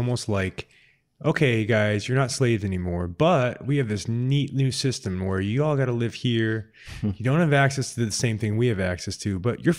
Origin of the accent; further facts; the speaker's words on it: Sicily, Italy; Mm-hmm. Yes, mine did too. I'm from Sicily.